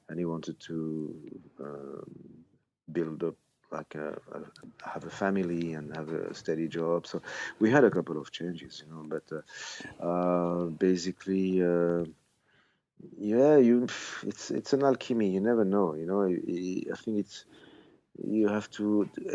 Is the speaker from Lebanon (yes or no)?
no; Switzerland; I grew up here in Switzerland where nobody believed in Swiss bands at the time